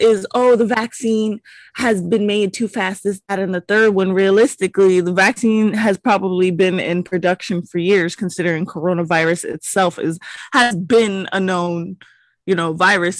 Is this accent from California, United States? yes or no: no; Hawaii, United States; I'm from Hawaii